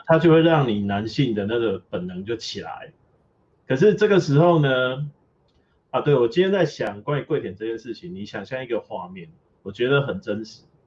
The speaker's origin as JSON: {"language": "Chinese", "country": "Taiwan", "said": "桂田这个词是我觉得台湾中文少有"}